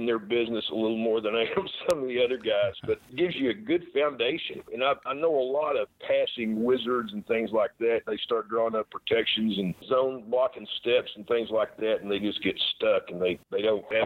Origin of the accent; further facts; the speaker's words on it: Oklahoma, United States; I grew up in Oklahoma